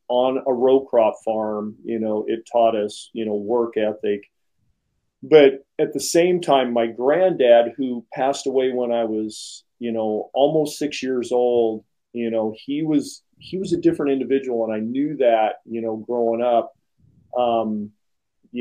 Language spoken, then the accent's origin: English; Springfield, Oregon, United States; I was born and raised here in Springfield, Oregon, and grew up on a corporate farm